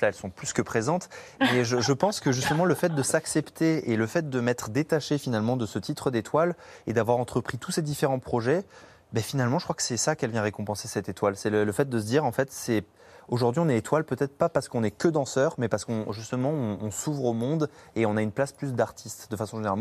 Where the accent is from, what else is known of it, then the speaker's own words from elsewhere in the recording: Bourges, Centre-Val de Loire, France; j'ai fait mes débuts à Bourges, en fait, dans ma ville natale.